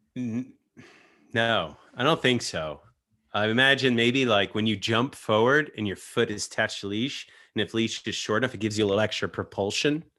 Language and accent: English; New York, United States; as a New Yorker.